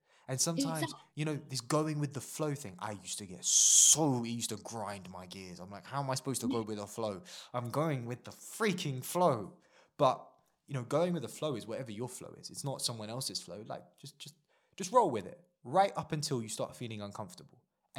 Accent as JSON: {"language": "English", "country": "India", "said": "India holds a special place in my heart. Not because I'm Indian. I forget that I am sometimes, yeah, despite the skin color."}